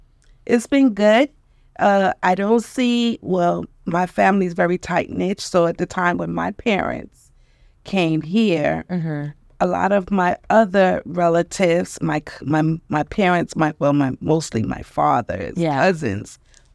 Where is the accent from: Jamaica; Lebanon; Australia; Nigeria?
Jamaica; also born or lived in Brooklyn; And I was born in Brooklyn. However, because of my parents not having a lot of relatives here, I spent majority of my time in Jamaica.